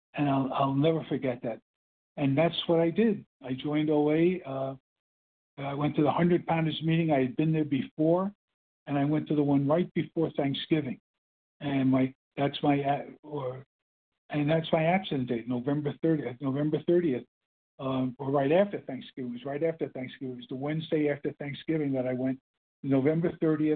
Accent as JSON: {"language": "English", "town": "New York City", "region": "New York", "country": "United States", "also_born_or_lived": "New Jersey", "accent": "Brooklyn", "said": "I had my Brooklyn accent, which was kind of an Illinois accent"}